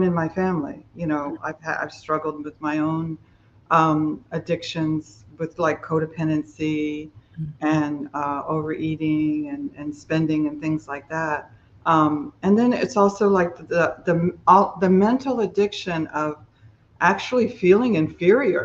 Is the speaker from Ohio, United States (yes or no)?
no; Miami, Florida, United States; I grew up in Miami, Florida, and my parents were alcoholic